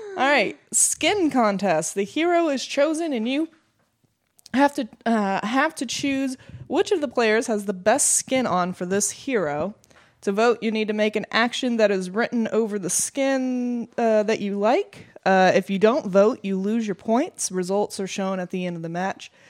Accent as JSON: {"language": "English", "country": "United States", "said": "We're American."}